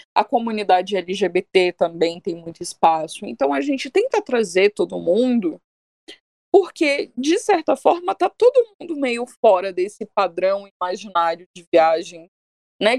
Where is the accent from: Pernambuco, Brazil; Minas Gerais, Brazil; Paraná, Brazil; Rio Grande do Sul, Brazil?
Minas Gerais, Brazil; eu sou de Minas, né? A gente não, não, não tem mar, só tem bar.